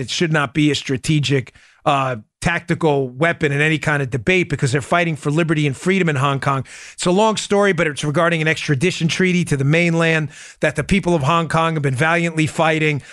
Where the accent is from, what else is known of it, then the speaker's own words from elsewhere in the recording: New York City, New York, United States; I grew up in Queens too, not far from where he grew up.